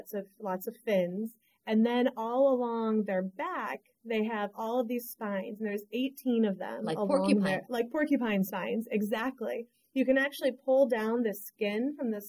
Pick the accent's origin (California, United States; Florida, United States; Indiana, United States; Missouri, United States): Missouri, United States; St. Louis; now in North Carolina, United States; I grew up in St. Louis, Missouri. So smack dab in the middle of the country